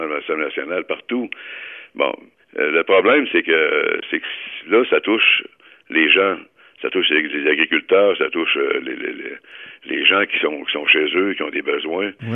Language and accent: French; Quebec, Canada; chez nous au Québec